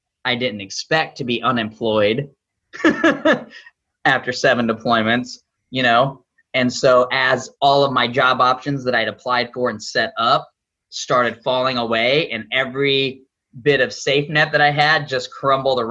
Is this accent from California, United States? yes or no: no; Southern Illinois, United States; I grew up in Southern Illinois, no ocean, no real water, corn, cows, woods